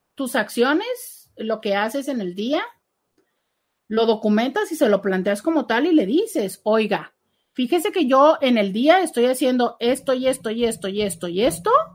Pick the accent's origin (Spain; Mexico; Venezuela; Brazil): Mexico; como cultura mexicana